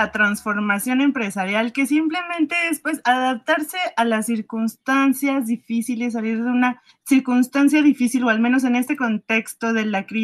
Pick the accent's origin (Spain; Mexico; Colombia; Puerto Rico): Mexico; eh, soy cocinera mexicana.